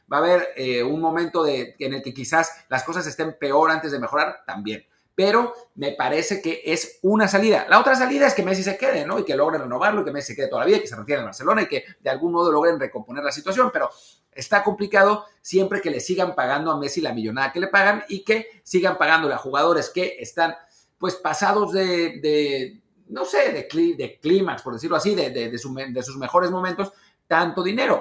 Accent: Mexico; como mexicanos, como patriotas y como rancheros

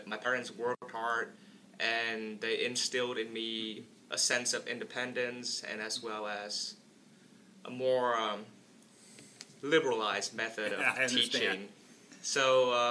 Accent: Vietnam; moved away as an adult; now in Fort Wayne, United States; I was born and raised in Vietnam. I came here mainly for education, college in this case

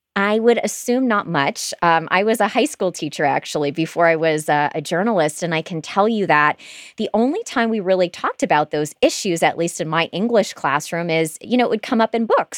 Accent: Michigan, United States; now in Florida, United States; I'm not from Florida, I'm from Michigan

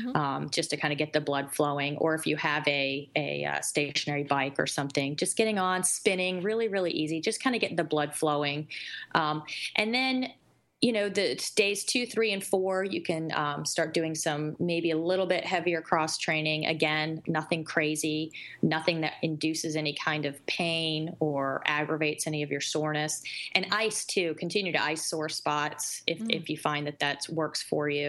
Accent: North Carolina, United States; accent: South; My South comes out in me. I'm from North Carolina

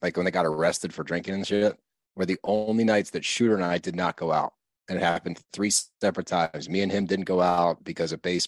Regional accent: Northeast, United States; we're from the Northeast

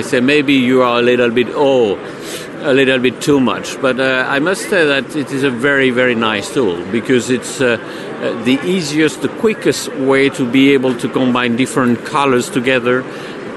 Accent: Switzerland; I'm from Switzerland.

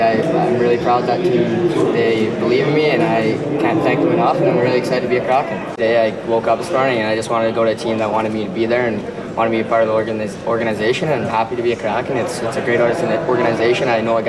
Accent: Irma, Alberta, Canada; He's from my hometown of Irma, Alberta, which is pretty cool because there's about 500 people there

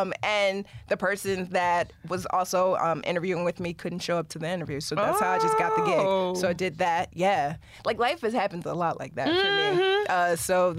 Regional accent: Philadelphia, Pennsylvania, United States; So I'm from Philly, born and raised.

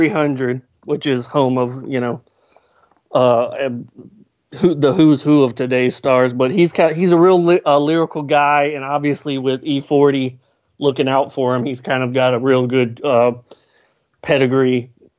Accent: Baton Rouge, Louisiana, United States; I'm from Baton Rouge.

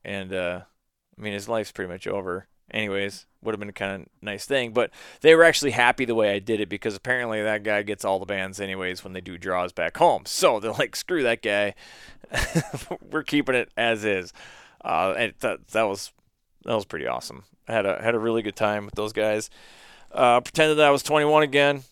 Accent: Minnesota, United States; I told him where I was in Minnesota

